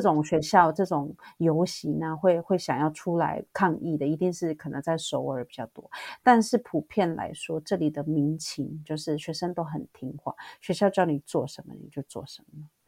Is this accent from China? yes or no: no; Taiwan; moved away as an adult; now in South Korea; 因为我毕竟是台湾长大的